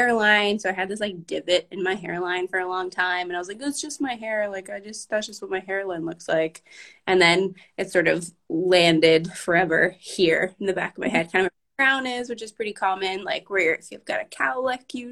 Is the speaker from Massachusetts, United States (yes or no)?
yes; Boston, Massachusetts, United States; I grew up in Boston